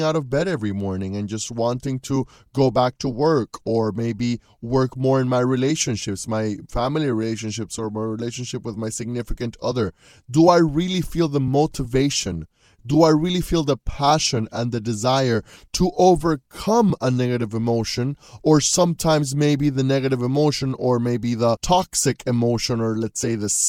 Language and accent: English; Panama; moved away as an adult; also born or lived in Louisiana, United States; I just left my home country of Panama.